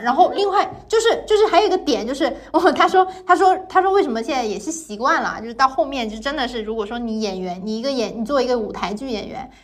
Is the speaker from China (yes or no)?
yes; Guangdong, China; 我是个广东人